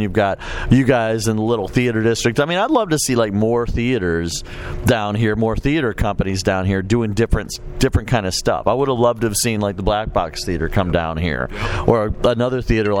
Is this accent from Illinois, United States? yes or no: yes; Chicago, Illinois, United States; also born or lived in New York; I mean, I grew up in Chicago and New York, and I've been all over the place